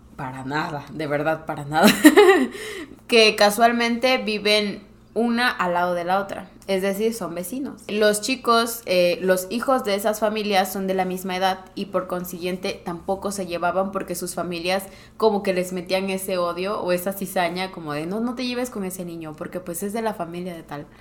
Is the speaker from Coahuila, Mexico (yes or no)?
no; Morelos, Mexico; moved away as an adult; yo regresé a Morelos, de donde soy, soy foránea